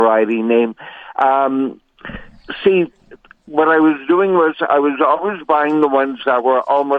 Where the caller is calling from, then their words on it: Winnipeg, Manitoba, Canada; I'm calling from Winnipeg.